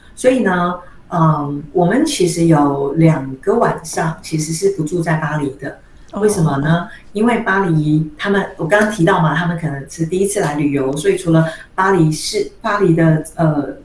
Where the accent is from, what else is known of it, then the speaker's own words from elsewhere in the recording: Taiwan; 因为我是台湾人